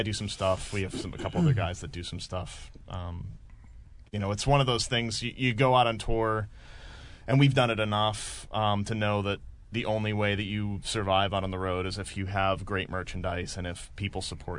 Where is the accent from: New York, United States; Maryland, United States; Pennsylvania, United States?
Maryland, United States; they're from Maryland too, and we're from Maryland